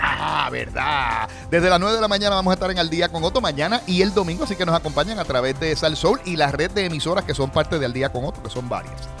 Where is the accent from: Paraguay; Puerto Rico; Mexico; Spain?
Puerto Rico; los puertorriqueños tenemos ciudadanía norteamericana